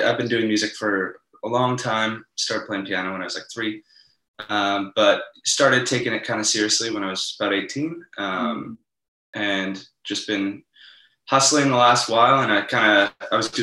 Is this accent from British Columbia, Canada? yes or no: yes; Victoria, British Columbia, Canada; moved away as an adult; now in Toronto, Canada; I moved from to Toronto from Victoria, BC. That's where I'm originally from.